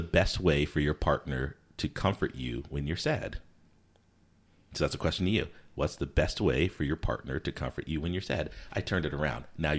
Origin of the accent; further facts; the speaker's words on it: Connecticut, United States; also born or lived in South Carolina / Virginia / Alabama; I'd say that I grew up in Connecticut because primarily that's where I spent most of my time, but I moved around a bunch. So I could also say I lived in and grew up in South Carolina or Virginia or even Alabama at first to a certain degree